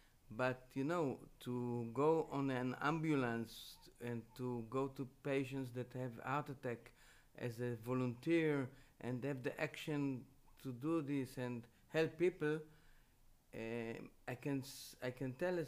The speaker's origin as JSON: {"language": "English", "town": "Jerusalem", "region": "Jerusalem District", "country": "Israel", "tie": "born or raised there", "said": "I was born in Jerusalem, 4 generation in Jerusalem."}